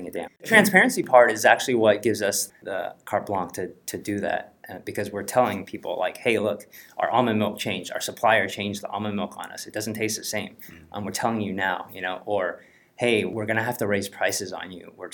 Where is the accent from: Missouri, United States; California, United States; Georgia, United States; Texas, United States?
Texas, United States; also born or lived in Taiwan; I was born in Taiwan and came to the U.S. when I was two. We landed in Texas, very small town.